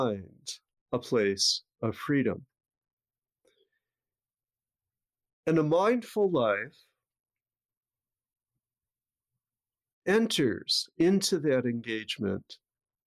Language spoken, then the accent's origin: English; Avon, New York, United States; my hometown of Avon, New York, near Rochester